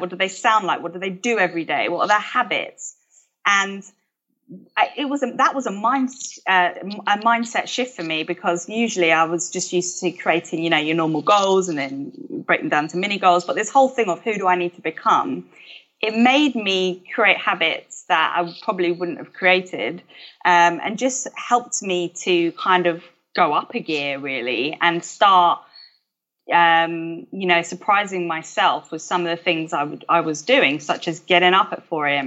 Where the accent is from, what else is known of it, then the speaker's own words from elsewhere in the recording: London, United Kingdom; I grew up in South East London